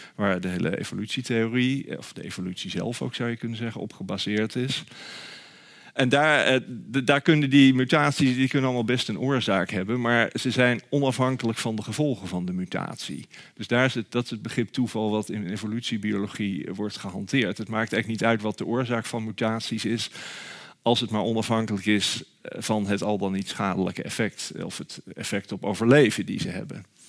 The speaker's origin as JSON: {"language": "Dutch", "town": "Nijmegen", "region": "Gelderland", "country": "Netherlands", "said": "waar ik dan vandaan kom. Toen zei ik Nijmegen"}